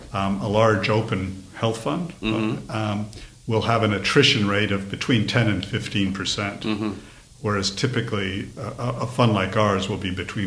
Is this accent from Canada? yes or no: yes; Toronto, Ontario, Canada; now in Australia; I was born in Toronto, Canada, mm-hmm. and I grew up in the kind of inner city. My parents were immigrants from mm-hmm. Eastern Europe